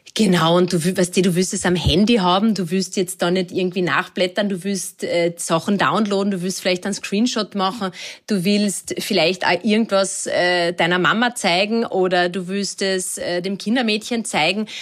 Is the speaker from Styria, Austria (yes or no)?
no; Lake Wörthersee, Carinthia, Austria; ich bin ja, ähm, in Kärnten am Wörthersee aufgewachsen